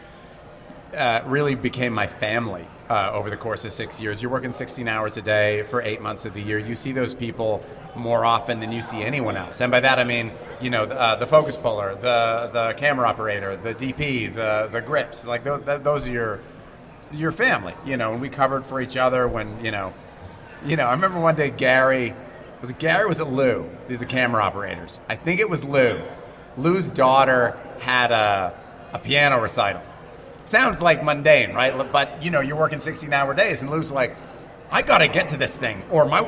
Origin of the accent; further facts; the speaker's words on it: Montreal, Quebec, Canada; I'm actually from Montreal. I can speak French.